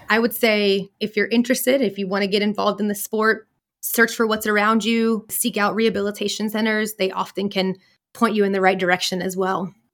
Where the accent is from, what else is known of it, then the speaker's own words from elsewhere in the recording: the South, United States; So I grew up in, in the U S, I grew up in the South